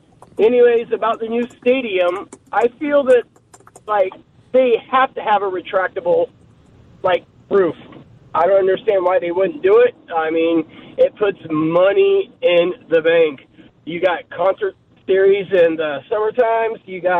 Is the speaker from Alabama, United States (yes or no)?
no; Kankakee, Illinois, United States; now in California, United States; I listen on the regular every single day out here from California. I was born and raised in Kankakee, Illinois, so not too far, you know, from you guys